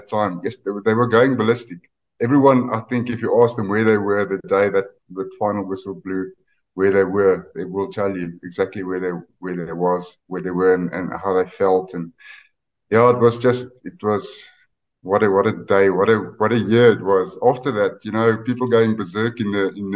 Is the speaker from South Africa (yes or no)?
yes; Northern Transvaal, South Africa; we're from Northern Transvaal, so that's just on the other side of the Oppies River